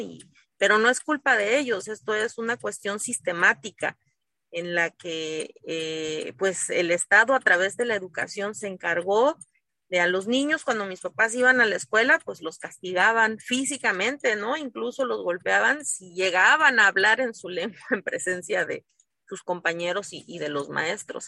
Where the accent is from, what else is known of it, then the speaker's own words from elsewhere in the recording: Asunción Ixtaltepec, Oaxaca, Mexico; En mi pueblo, en Ixtaltepec